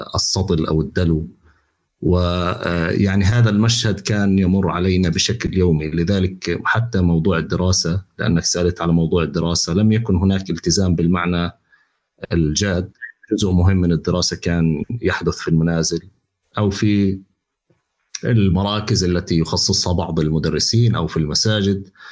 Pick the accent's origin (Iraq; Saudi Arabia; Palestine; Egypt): Palestine; Gaza City, Gaza Strip; moved away as an adult; مولود بغزه عشت حياتي كلها بغزه وربيت بغزه بشوارع غزه